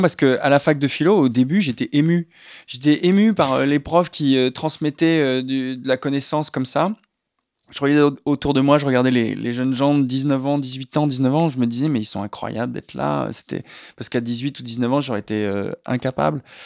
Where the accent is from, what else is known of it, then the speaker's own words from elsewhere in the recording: La Rochelle, Nouvelle-Aquitaine, France; moved away; J'ai grandi à La Rochelle